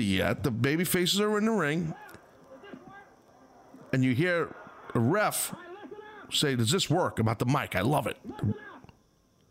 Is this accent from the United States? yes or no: yes; Northeast, United States; I'm a guy from the Northeast